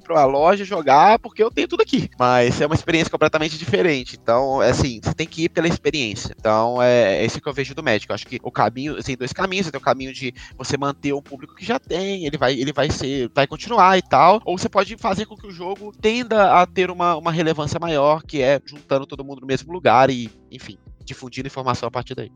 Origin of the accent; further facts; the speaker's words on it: Belo Horizonte, Minas Gerais, Brazil; moved away as an adult; now in São Paulo, Brazil; eu nasci em Belo Horizonte, né? É, Minas Gerais. E eu moro em São Paulo há cinco anos